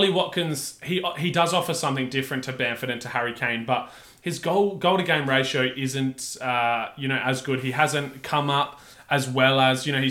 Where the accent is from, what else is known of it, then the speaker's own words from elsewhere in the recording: England, United Kingdom; we're English